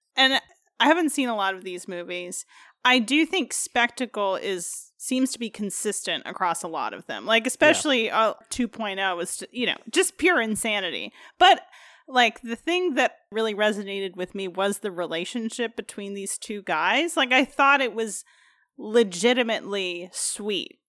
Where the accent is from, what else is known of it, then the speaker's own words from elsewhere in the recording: United States; being an American